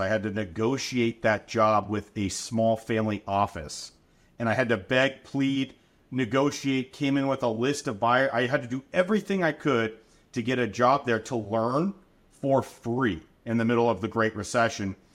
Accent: Anaheim, California, United States; I'm a Southern California kid. Born and raised in Anaheim, Orange County, surrounding areas

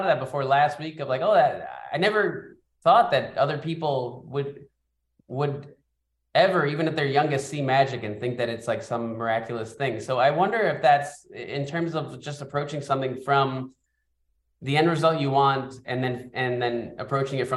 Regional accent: New York City, New York, United States; we grew up in the Bronx.

